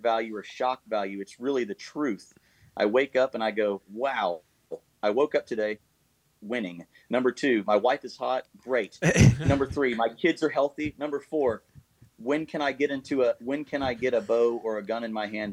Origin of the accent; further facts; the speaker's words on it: United States; I'm so proud to be an American